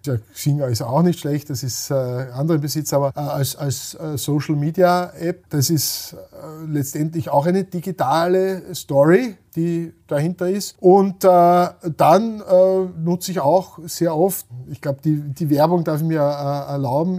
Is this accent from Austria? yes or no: yes; Austria; wir rühmen uns als Österreicher